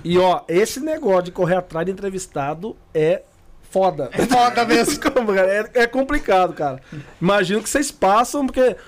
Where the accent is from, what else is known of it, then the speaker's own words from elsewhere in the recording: Guaratinguetá, São Paulo, Brazil; Nós somos de Guaratinguetá